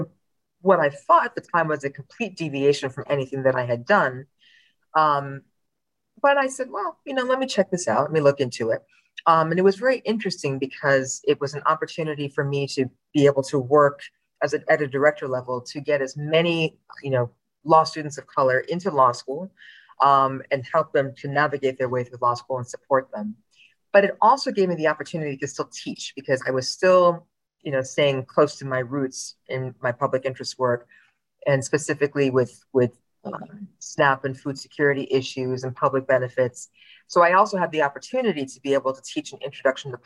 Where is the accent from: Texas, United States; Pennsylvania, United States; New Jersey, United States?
New Jersey, United States; Princeton Junction; I grew up in New Jersey.